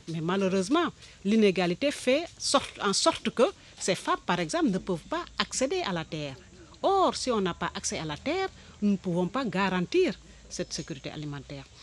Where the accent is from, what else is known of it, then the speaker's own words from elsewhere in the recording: Senegal; Je viens du Sénégal